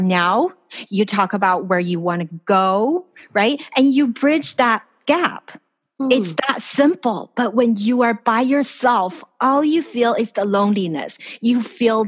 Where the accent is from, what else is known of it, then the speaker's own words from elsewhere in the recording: Los Angeles, California, United States; moved away as an adult; now in Taiwan; I grew up in California. I grew up in Los Angeles, and my parents are there.